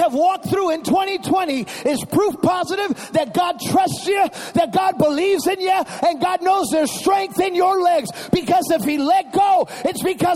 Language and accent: English; Chicago, Illinois, United States; I was raised in Chicago.